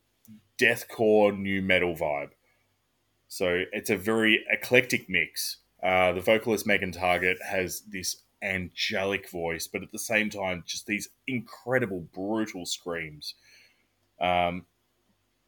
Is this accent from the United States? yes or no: no; Australia; as an Aussie